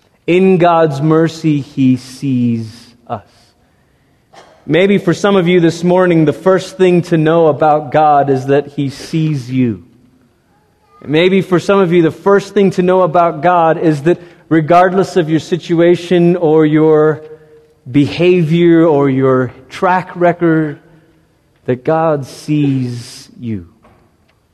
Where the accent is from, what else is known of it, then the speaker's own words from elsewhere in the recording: United States; as American Christians